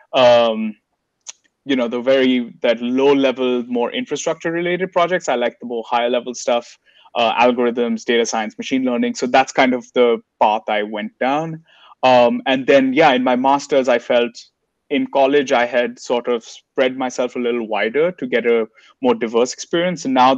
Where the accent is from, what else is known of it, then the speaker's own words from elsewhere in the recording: India; now in United States; as an Indian citizen in the US